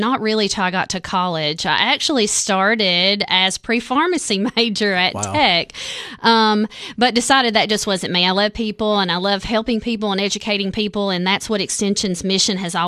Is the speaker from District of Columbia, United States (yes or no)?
no; Overton County, Tennessee, United States; also born or lived in Putnam County, Tennessee; now in Overton County, United States; So grew up there, went to school at TTU, loved the area, loved the Upper Cumberland. Love my hometown